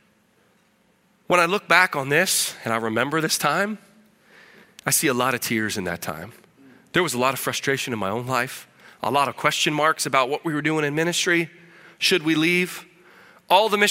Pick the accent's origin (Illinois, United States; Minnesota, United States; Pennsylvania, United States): Illinois, United States; moved away as an adult; also born or lived in Keokuk, Iowa; now in Peru; I was born in Keokuk, Iowa, so I guess I'm an Iowan. I'm not sure if Iowan is the right word. That was because I lived across the river in Illinois, but there was no hospital, so they brought me over there to be born in Iowa, plant my flag, right? Immigrant baby, right? I came back to eat some Iowa beef and claim my heritage, but grew up in a farming family in Illinois